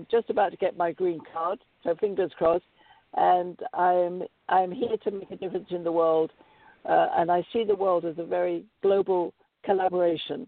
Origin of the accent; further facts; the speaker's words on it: United Kingdom; moved away as an adult; now in United States; because I'm British, I have a corporation in the UK